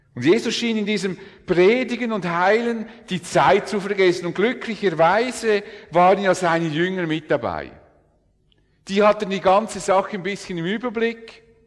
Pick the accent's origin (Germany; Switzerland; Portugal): Switzerland; wir Schweizer